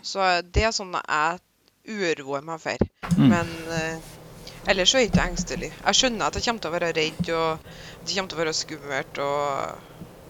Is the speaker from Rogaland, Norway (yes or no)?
no; Vikna, Trøndelag, Norway; Vekna, hjemplassen min